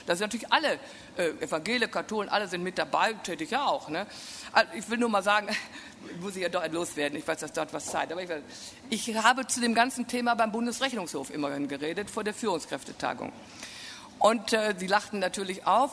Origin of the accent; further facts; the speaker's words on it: Münsterland, North Rhine-Westphalia, Germany; also born or lived in Bonn area; ich komme aus dem Münsterland